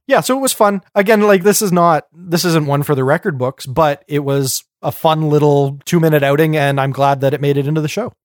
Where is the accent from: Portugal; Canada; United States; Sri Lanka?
Canada; we're Canadian